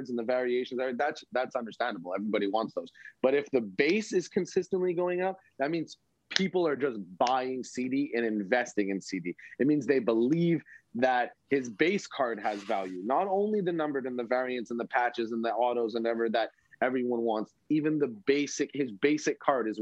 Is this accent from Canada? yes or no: yes; Canada